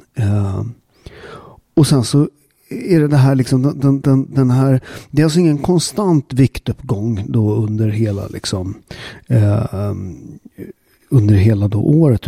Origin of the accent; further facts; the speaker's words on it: Sweden; Vi har en jävligt stark kultur i Sverige